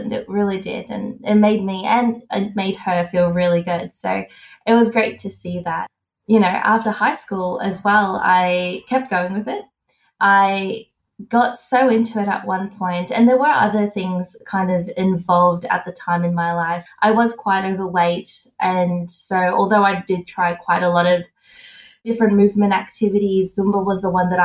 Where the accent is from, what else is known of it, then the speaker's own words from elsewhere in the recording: Australia; I'm from Australia.